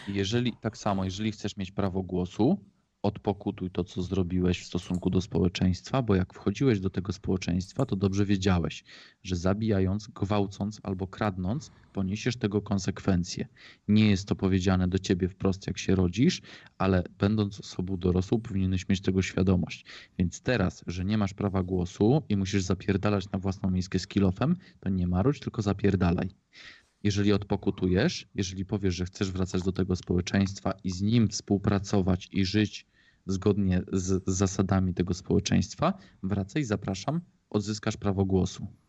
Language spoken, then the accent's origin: Polish; Poland; niedaleko mojej rodzinnej wsi były szyby naftowe